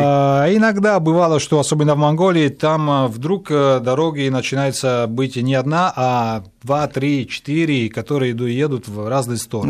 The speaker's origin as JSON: {"language": "Russian", "country": "Italy", "tie": "born or raised there", "second_language": "Russian", "moved": "as an adult", "lives_now": "Moscow, Russia", "said": "Я, правда, здесь родился, в Москве, но потом а, мои родители увезли, когда я был очень-очень маленький"}